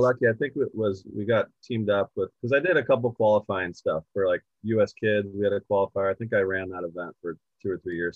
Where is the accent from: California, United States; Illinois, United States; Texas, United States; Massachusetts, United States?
California, United States; Poway; I'm from Poway